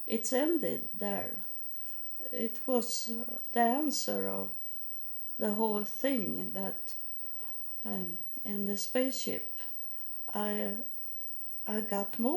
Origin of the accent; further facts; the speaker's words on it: Sweden; I come from Sweden, and I come the whole way to India